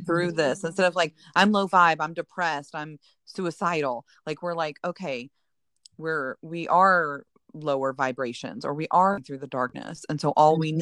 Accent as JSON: {"language": "English", "region": "northern Indiana", "country": "United States", "tie": "born or raised there", "moved": "yes", "said": "I grew up as a child in northern Indiana"}